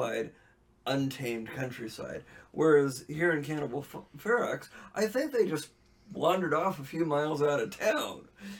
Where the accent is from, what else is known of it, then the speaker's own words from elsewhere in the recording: New York, United States; We're from New York, too.